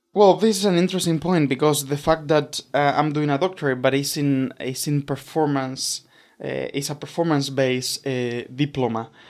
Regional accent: Argentina; moved away as an adult; also born or lived in Boston; now in Montreal, Canada; I'm originally from Argentina, so I grew up listening a lot of, um, you know, classical music

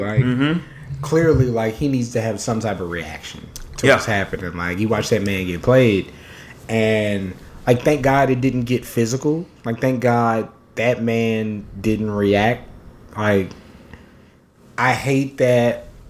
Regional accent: San Antonio, Texas, United States; of course, I grew up in San Antonio, so I'm a Spurs fan.

